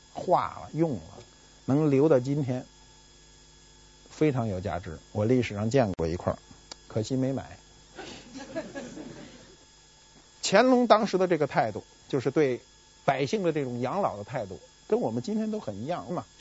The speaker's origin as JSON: {"language": "Chinese", "region": "North China", "country": "China", "said": "我是北方人，没见过南方有有这么一种工具。"}